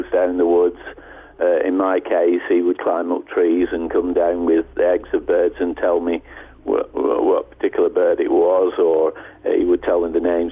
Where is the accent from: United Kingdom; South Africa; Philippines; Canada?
United Kingdom; England; also born or lived in United States; I'm from England and have lived here most of my life.